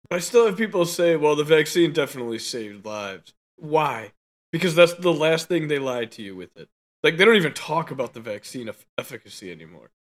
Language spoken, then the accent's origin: English; United States; we're American